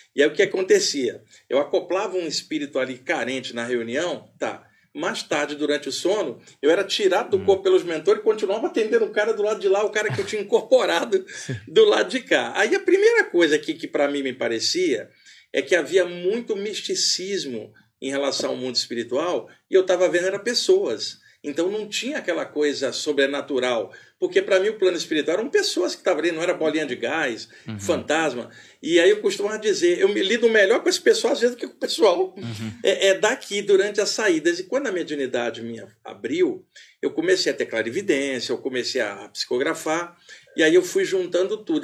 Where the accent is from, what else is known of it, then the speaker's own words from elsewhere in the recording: Rio de Janeiro, Brazil; moved away as an adult; now in São Paulo, Brazil; Eu sou carioca e moro aqui em São Paulo há 30 anos